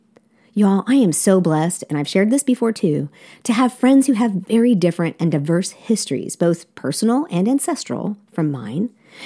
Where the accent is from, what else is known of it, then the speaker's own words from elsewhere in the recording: South Korea; I'm a missionary kid, and I grew up in South Korea.